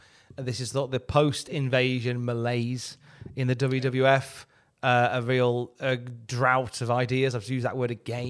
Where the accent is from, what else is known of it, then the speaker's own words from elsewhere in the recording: Blackpool, North West England, United Kingdom; strap matches were very popular when I was growing up in Blackpool.